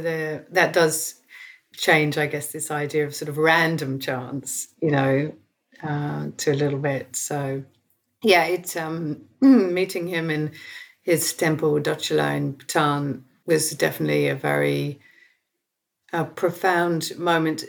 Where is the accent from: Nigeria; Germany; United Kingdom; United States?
United Kingdom; South East England; growing up in Southeast England in the 1970s